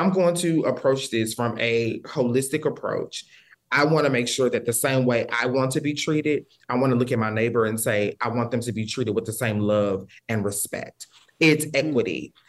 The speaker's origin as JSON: {"language": "English", "region": "Texas", "country": "United States", "said": "I'm from Texas and we're close to the Texas-Louisiana border. So I get the calls all the time. I come from a very religious family"}